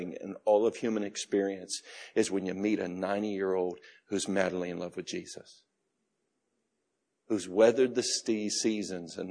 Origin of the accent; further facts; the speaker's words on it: United States; I'm an American. We're just forthright about everything.